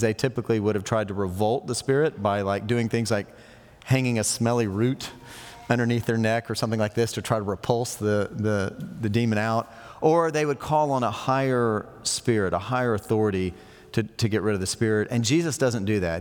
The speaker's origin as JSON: {"language": "English", "country": "United States", "said": "we're so American"}